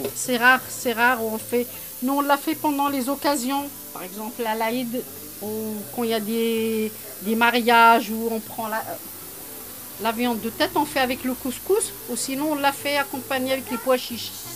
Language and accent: French; Morocco; now in Marseille, France